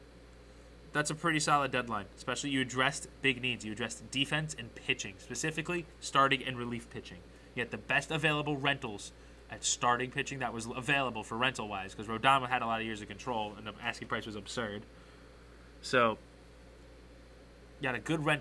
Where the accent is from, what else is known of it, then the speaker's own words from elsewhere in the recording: Long Island, New York, United States; I am from Long Island